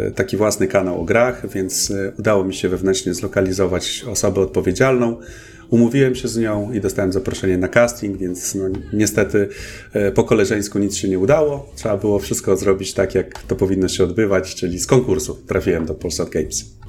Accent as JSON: {"language": "Polish", "town": "Olsztyn", "region": "Warmian-Masurian Voivodeship", "country": "Poland", "tie": "born or raised there", "also_born_or_lived": "Toruń", "moved": "as an adult", "said": "pochodzę oryginalnie z Olsztyna i zaraz po maturze, no około wieku tak w wieku 19-20 pewnie lat wyjechałem e, ze swojego rodzinnego miasta."}